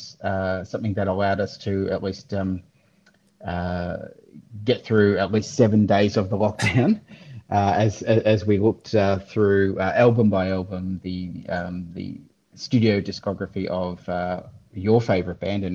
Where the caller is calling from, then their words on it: Victoria, Australia; I'm dialing in from the People's Republic of Victoria, under lockdown once again